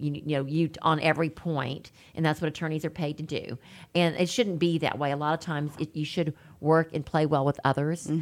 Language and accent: English; Baton Rouge, Louisiana, United States; moved away; I am from Baton Rouge